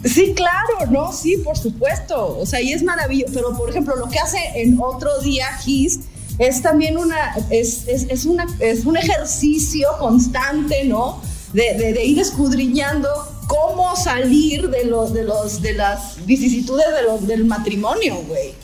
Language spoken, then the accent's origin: Spanish; Puebla, Mexico; also born or lived in Playa del Carmen / Tulum; aquí en Puebla, que somos conservadores con los chiles en Nogada y somos conservadores con todo